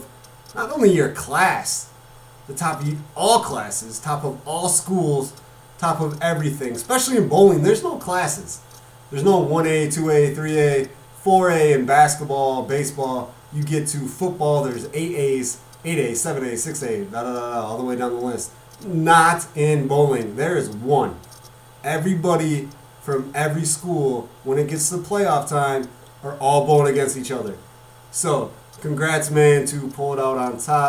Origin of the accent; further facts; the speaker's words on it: Janesville, Wisconsin, United States; moved away; also born or lived in northern Illinois (Rockford area) / Carbondale, Illinois; I was born in Janesville, Wisconsin